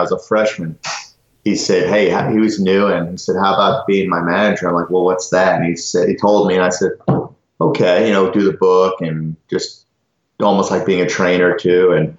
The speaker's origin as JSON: {"language": "English", "town": "Rye", "region": "New York", "country": "United States", "tie": "born or raised there", "said": "Rye, New York, Westchester County."}